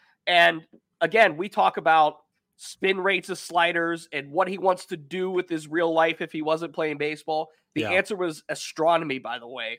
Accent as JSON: {"language": "English", "town": "Brookfield", "region": "Ohio", "country": "United States", "said": "I am from Brookfield, Ohio. So right down the road, Trumbull County boys, we can talk about Trumbull County, Northeast Ohio football, Youngstown happenings, stuff back home."}